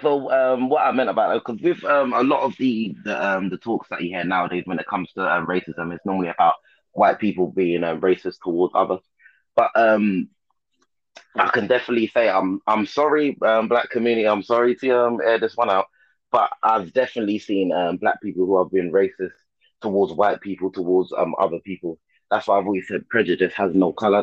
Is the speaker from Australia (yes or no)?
no; London, United Kingdom; I was born in London, King's College Hospital